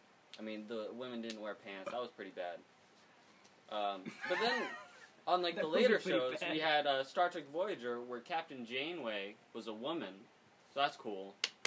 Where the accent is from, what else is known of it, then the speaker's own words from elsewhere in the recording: United States; As an American